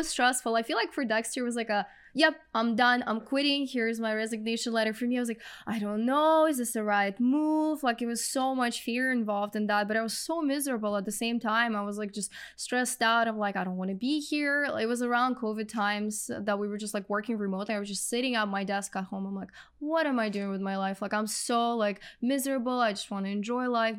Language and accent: English; Russia; English is a second language; moved away as an adult; now in Canada